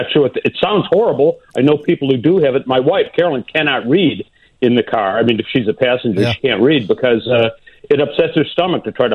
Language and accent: English; Chicago, Illinois, United States; also born or lived in Elmhurst, Illinois; up until fifth grade, I lived in the Portage Park neighborhood of Chicago.